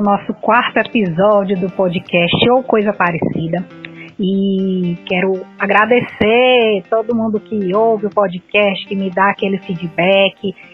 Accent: Ceará, Brazil; eu sou cearense

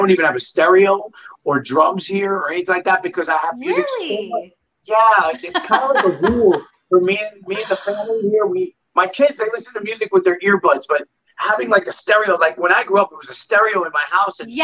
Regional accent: New York, United States; moved away as an adult; now in South Florida, United States; that's my hometown

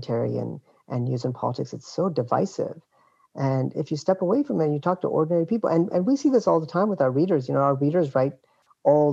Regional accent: Canada; now in United States; I am Canadian

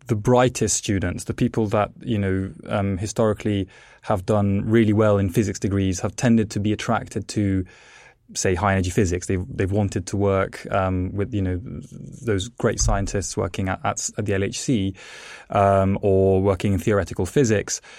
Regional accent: England, United Kingdom; also born or lived in Italy; I was born in Italy. Um, the reason I, as a child, moved to England is because my parents were actually plasma physicists

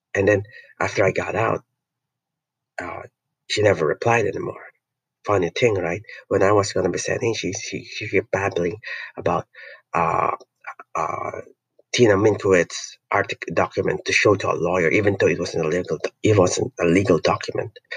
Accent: Philippines; I'm not any, an American, I'm not a European, I'm Filipino

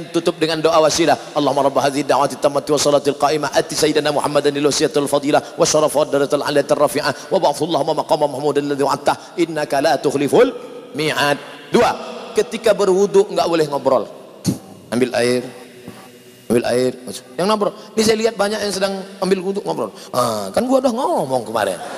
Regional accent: Sumatra, Indonesia; Saya bukan orang Jawa, saya orang Melayu dari Sumatera.

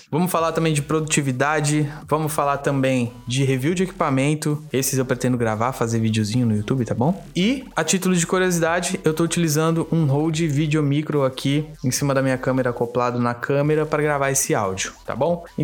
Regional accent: Praia Grande, São Paulo, Brazil; Eu tenho 31 anos, sou natural de Praia Grande, filho de baiana com sergipano e não tem santo que faça que eu diga que eu sou nascido na Baixada Santista, que eu sou paulista.

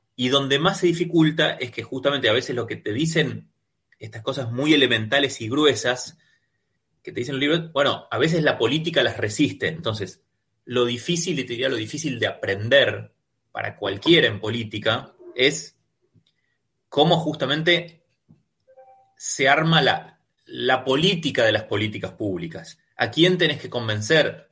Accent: Argentina; soy muy argentino

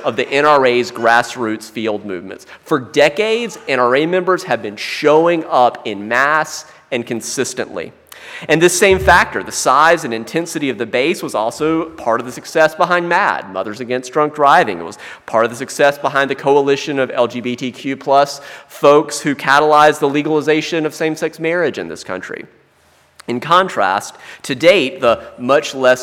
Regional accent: South Carolina, United States; I'm from South Carolina, like the tobacco belt

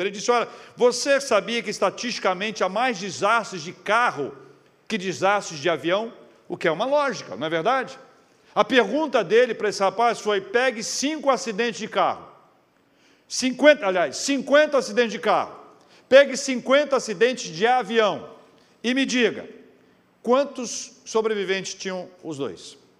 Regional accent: Espírito Santo, Brazil; also born or lived in Vitória / Campinas; Eu sou do Espírito Santo, capixaba

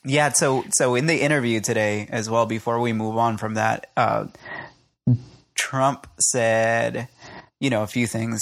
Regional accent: Puerto Rico

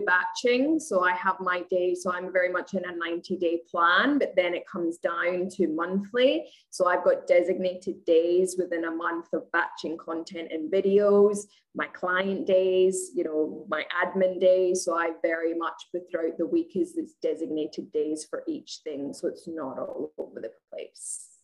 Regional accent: Scotland, United Kingdom; moved away as an adult; now in Australia; I'm originally from Scotland, but I live in Australia. I've been here for eight and a half years.

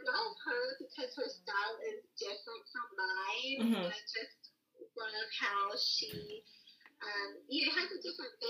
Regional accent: Columbia, South Carolina, United States; now in Charleston, United States; So I was born in Columbia, South Carolina, which okay. is the capital. Mm-hmm, mm-hmm. And I have been in Charleston for about 10 years.

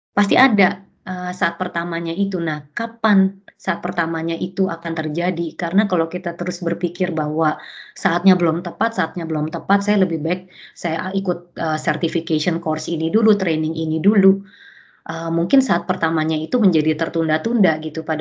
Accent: Indonesia; saya datangnya dari Indonesia

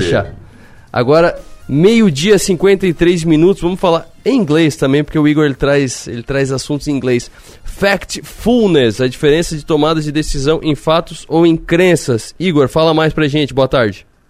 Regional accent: Brazil; nós que somos brasileiros, eu puxo muito daqui de Criciúma

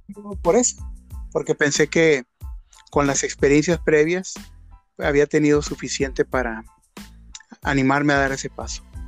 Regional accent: Mazatlán, Sinaloa, Mexico; yo soy de Mazatlán, Sinaloa yo vivía ya pues mis primeros 20, casi 21 años

